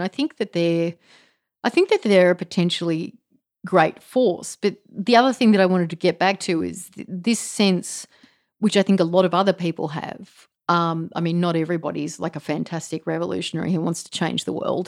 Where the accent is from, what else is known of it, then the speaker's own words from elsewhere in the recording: Australia; I was raised to sort of think of myself as Australian.